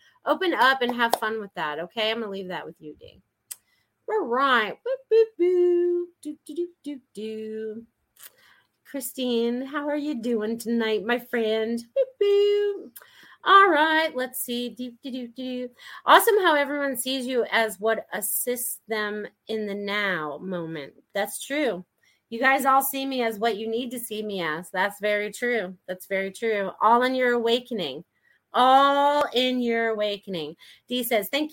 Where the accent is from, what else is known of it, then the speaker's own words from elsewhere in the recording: New England, United States; me growing up in New England